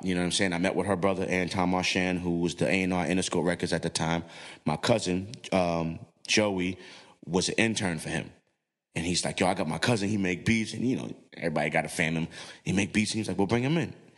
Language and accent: English; New York City, New York, United States; I'm from the hood, I'm from the Bronx